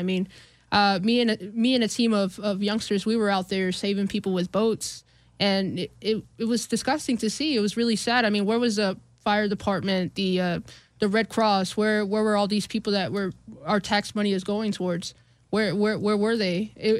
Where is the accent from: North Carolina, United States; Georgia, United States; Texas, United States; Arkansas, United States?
Texas, United States; Houston; now in Austin, United States; I'm from Houston. My family's from Alief.